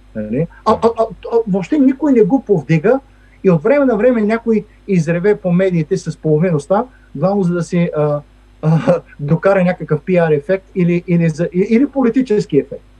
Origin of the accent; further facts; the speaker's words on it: Stara Zagora, Stara Zagora Province, Bulgaria; now in Washington, United States; аз съм от Стара Загора.